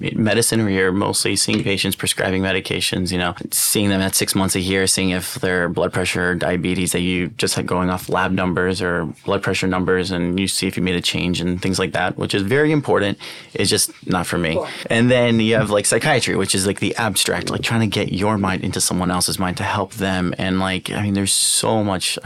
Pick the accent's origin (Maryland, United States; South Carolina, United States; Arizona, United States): Maryland, United States; Baltimore; moved away as an adult; also born or lived in Toronto, Canada / Alabama / New York; now in Los Angeles, United States; And then our family kind of landed in Maryland. And that's where we did middle school, high school, and grew up there